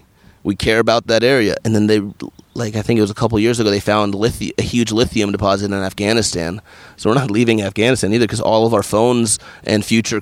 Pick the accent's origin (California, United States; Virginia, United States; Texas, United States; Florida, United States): California, United States; also born or lived in New York City / Washington, D.C.; I grew up in California and I've only lived in California, in New York City, and Washington, D.C., all pretty good places to live.